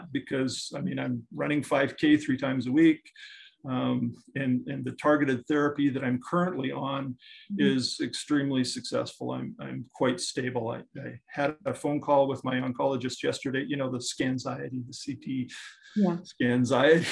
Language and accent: English; northern Saskatchewan, Canada; also born or lived in Scotland / Panama; I was born in Scotland. My parents came to Canada when I was five and brought me along with, thank heavens. And then I grew up in northern Saskatchewan.